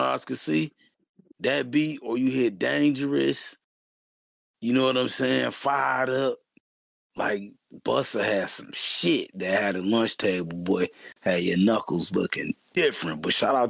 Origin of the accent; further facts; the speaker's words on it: Arkansas, United States; as a person that, born in the South, man, I'm from Arkansas